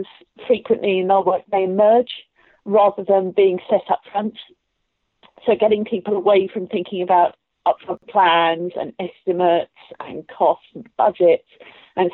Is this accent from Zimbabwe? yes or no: no; Luton, East of England, United Kingdom; I grew up in Luton